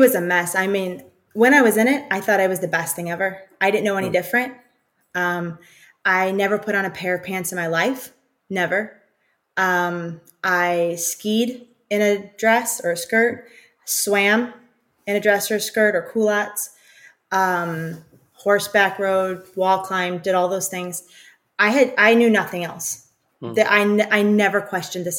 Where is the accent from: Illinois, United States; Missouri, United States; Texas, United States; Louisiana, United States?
Illinois, United States; Chicago; We're from Chicago